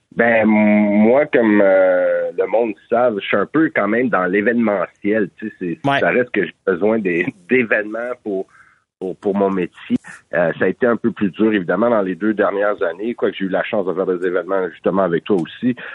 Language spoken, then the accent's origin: French; Montreal, Quebec, Canada; je suis de Montréal métropolitain